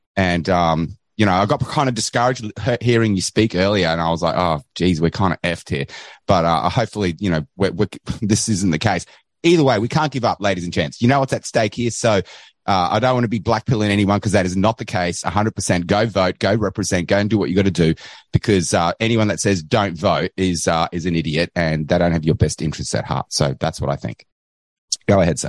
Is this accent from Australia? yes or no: yes; Australia; accent: Australian